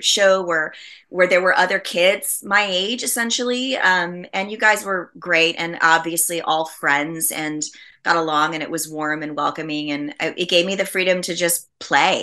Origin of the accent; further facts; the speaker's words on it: New York City, New York, United States; I grew up in Brooklyn